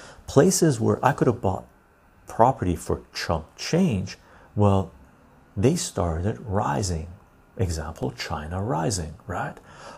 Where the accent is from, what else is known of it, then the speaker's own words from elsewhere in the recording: Canada; me as a Canadian